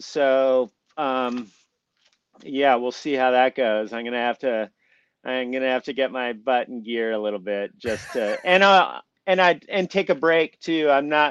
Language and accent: English; Tucson, Arizona, United States; I live in Tucson, Arizona. It's my hometown.